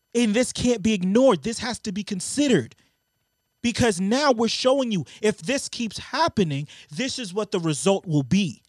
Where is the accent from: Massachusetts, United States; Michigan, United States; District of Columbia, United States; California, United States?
Massachusetts, United States; Brockton; I remember us growing up in Brockton